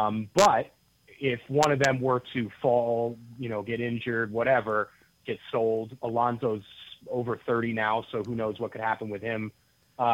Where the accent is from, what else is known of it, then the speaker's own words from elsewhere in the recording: United States; speaking as an American soccer fan